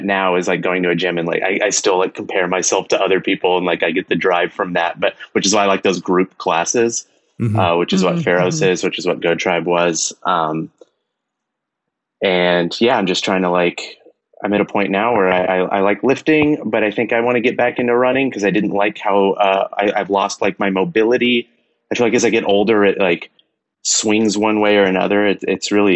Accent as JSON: {"language": "English", "region": "Texas", "country": "United States", "tie": "born or raised there", "moved": "yes", "lives_now": "Los Angeles, United States", "said": "I grew up in Texas"}